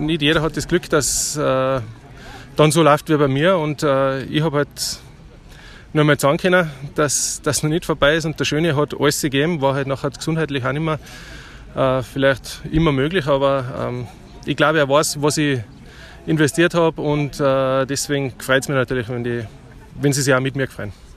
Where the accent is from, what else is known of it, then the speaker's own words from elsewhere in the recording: Germany; als deutsche Mannschaft